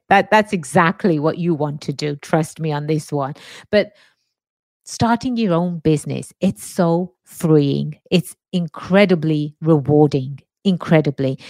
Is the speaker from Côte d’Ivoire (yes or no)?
no; England, United Kingdom; moved away as an adult; now in United States; born and raised in England, migrated to the States about, ooh, 23 years or so ago. America is my home now